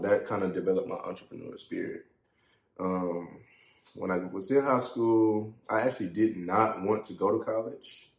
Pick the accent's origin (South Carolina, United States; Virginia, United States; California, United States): South Carolina, United States; Columbia; born or raised there